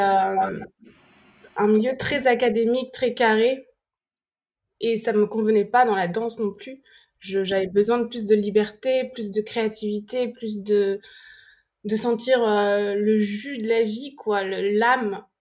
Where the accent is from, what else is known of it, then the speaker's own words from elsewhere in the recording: France; moved away; also born or lived in London; Et je disais, "France."